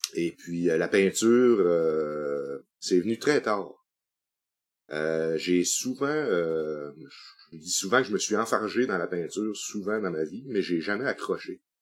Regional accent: Sept-Îles, Quebec, Canada; also born or lived in Chicoutimi; je suis natif de Chicoutimi, mais j'ai été baptisé à cette île. Donc, euh, j'avais trois mois quand je suis arrivé sur la côte nord

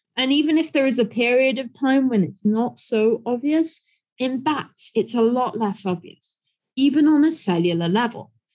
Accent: United Kingdom; moved away as an adult; now in China; I'm British, and so I grew up on an island

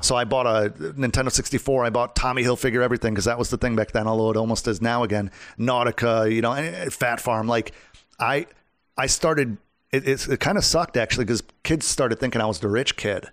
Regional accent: Wisconsin, United States; now in Orlando, United States; when I was from Wisconsin

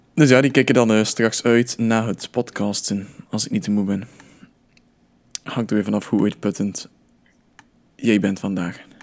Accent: Belgium; als Belg

